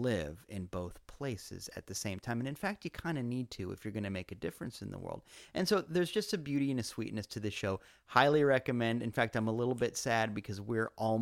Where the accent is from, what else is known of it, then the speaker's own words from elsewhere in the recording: Iowa, United States; I grew up in Iowa